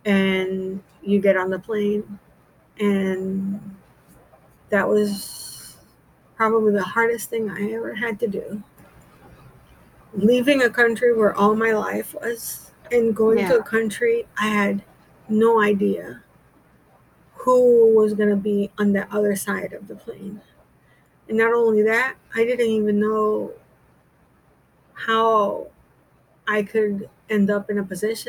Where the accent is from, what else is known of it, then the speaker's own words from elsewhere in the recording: Jamaica; born there; also born or lived in Panama; I was born in Jamaica. My biological grandmother died. My biological mother took me to Panama, you know, the whole nine.